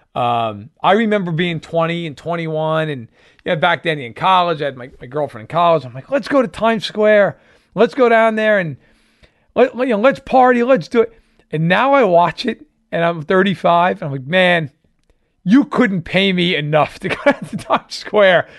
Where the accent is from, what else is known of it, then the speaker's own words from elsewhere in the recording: New York, United States; moved away as an adult; also born or lived in Virginia; now in Chicago, United States; I grew up on the East Coast, grew up in New York